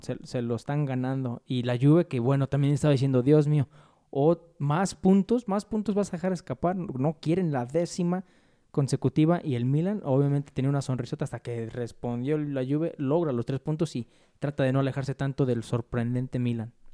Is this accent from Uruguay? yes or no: no; Mexico; uno como mexicano